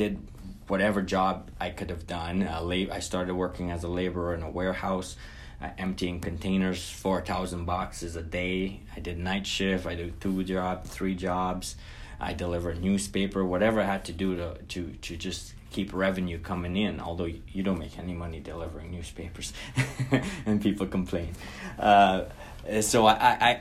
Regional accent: Guyana; now in North America; I was born and raised in Guyana, South America.

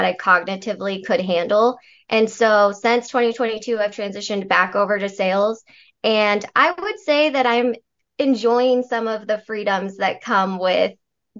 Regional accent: Colorado, United States; I wasn't at that stage in my life yet that I was ready to leave my hometown

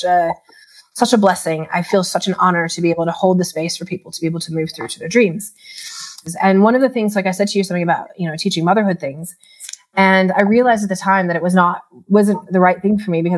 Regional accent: Chicago, Illinois, United States; moved away as an adult; now in Australia; I'm originally from Chicago. I had moved to Australia for a diploma in remedial massage

